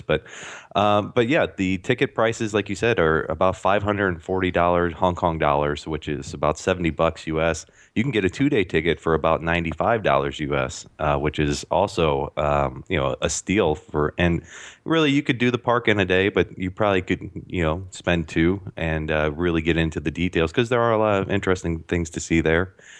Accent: St. Louis, Missouri, United States; I'm from Saint Louis

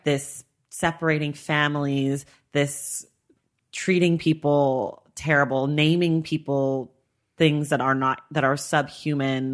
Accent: United States; I was born in America, so I am an American citizen

